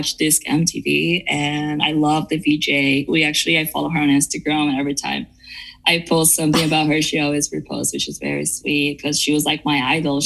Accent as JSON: {"language": "English", "town": "São Bernardo do Campo", "region": "São Paulo", "country": "Brazil", "tie": "born or raised there", "moved": "yes", "lives_now": "Los Angeles, United States", "said": "I grew up in Brazil. I tell people that I'm from São Paulo because it's easier, but I was in São Paulo state"}